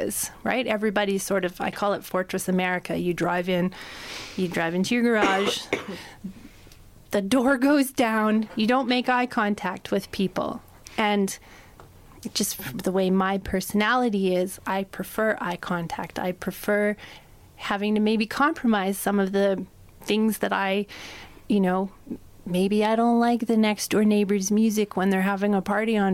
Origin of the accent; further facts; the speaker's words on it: Amsterdam, North Holland, Netherlands; moved away as an adult; now in Canada; I am from Amsterdam. That's my hometown. And then I've become a Canadian living in different places.